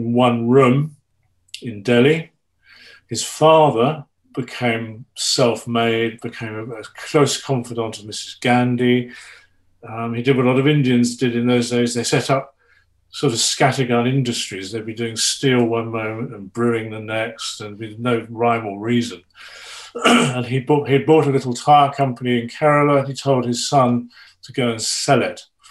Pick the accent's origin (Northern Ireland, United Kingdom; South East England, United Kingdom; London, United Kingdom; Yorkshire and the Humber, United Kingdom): South East England, United Kingdom; Petersfield; I was brought up just outside Petersfield